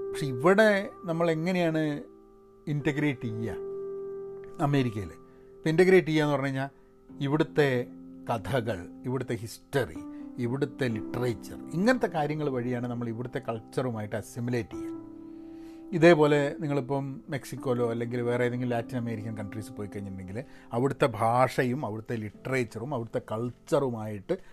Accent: Kerala, India; വളരെ അങ്ങനത്തെ കേസസ് ഞാൻ മലയാളി എന്നുള്ള രീതിയിൽ നമ്മളുടെ ഗ്രൂപ്പുകളിൽ ഉണ്ടായിട്ടുണ്ട്

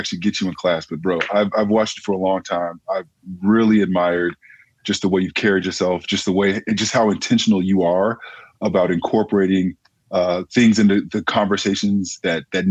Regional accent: Riverside, California, United States; I grew up in Southern California, in Riverside, California, which is right outside

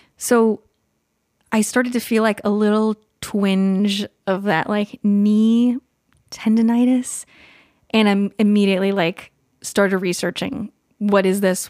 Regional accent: California, United States; now in Pacific Northwest, United States; I grew up in California

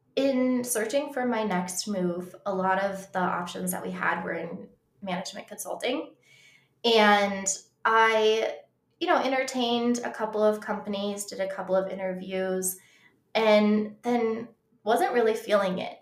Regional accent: Colorado, United States; I grew up in Colorado

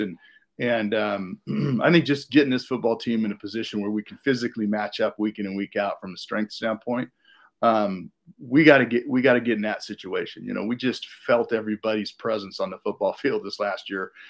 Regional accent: Davis, California, United States; I grew up in California, outside of Sacramento, and in, in, Davis

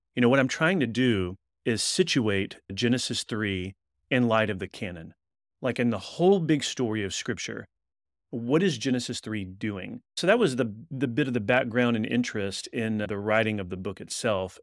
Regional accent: Texas, United States; moved away as an adult; now in Louisville, United States; We're originally from Texas and then moved to Kentucky so that I could do a doctoral work at Southern Seminary

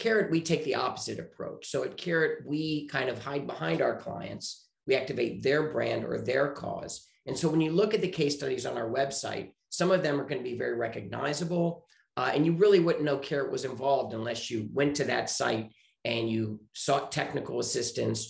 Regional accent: Richmond, Virginia, United States; moved away as an adult; also born or lived in Chicago; now in Santa Monica, United States; I am originally from Richmond, Virginia, and I grew up there.

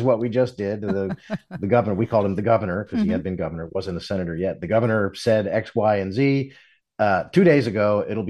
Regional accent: Philadelphia, Pennsylvania, United States; moved away; also born or lived in Richmond / Washington, D.C.; I'm from Philadelphia, and I've worked in Richmond and, you know, Washington, D.C.

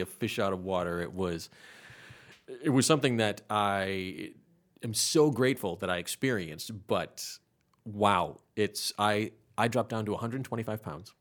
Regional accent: Rhode Island, United States; moved away as an adult; now in Charlotte, United States; I'm from Rhode Island

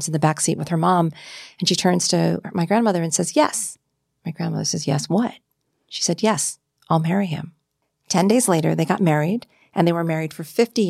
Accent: Marquette, Michigan, United States; I was born in Marquette, Michigan.

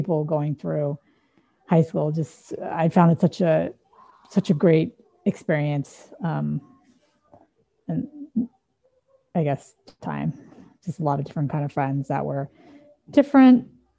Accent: San Dimas, California, United States; I grew up in San Dimas, which is a small Midwestern town in Southern California. It's about an hour outside of LA.

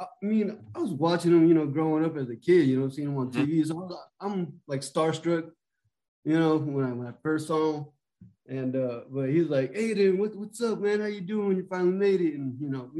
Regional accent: Exeter, California, United States; moved away; I'm a small-town kid. I'm from Exeter, California. It's located in the Central Valley

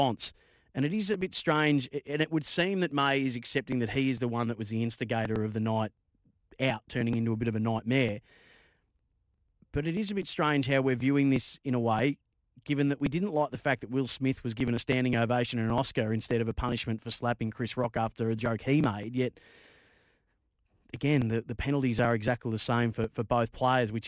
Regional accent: Bendigo, Victoria, Australia; I grew up in Bendigo

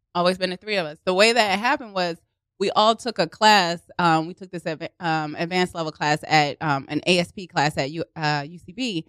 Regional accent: Baltimore, Maryland, United States; accent: Baltimore; moved away as an adult; also born or lived in Los Angeles; now in New York, United States; born and raised in Baltimore, and then I went to the University of Southern California, so I lived out in L A for several years

